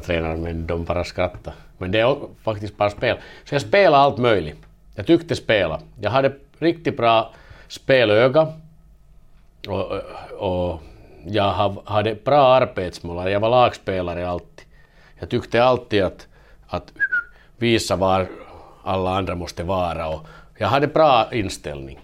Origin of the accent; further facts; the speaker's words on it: Vaasa, Ostrobothnia, Finland; first language Finnish; Swedish is a second language; moved away as an adult; also born or lived in Kalix, Sweden / Kalmar, Sweden / Denmark; now in Gävle, Sweden; jag är modersmål som finska men, men jag visst kommer jag från Vasa, Vasa och det är tvåspråkig stan